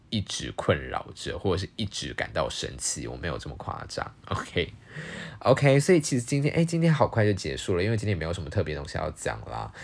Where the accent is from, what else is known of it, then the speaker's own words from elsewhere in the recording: Taiwan; first language Chinese; 台湾就有不止一种语言是我们的，在台湾人所使用的语言